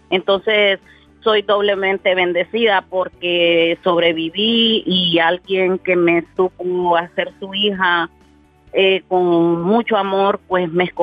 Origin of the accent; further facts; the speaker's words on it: Honduras; now in Miami, United States; soy mitad hondureña y mitad salvadoreña.